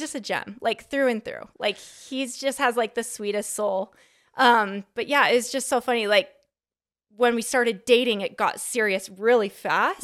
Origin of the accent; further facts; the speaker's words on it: Sandy, Utah, United States; I am from Salt Lake City, Utah. Sandy